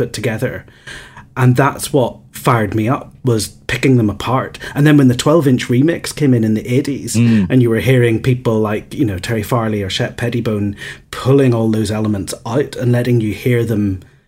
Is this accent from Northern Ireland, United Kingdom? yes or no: yes; Northern Ireland, United Kingdom; also born or lived in Manchester / London; I grew up in Northern Ireland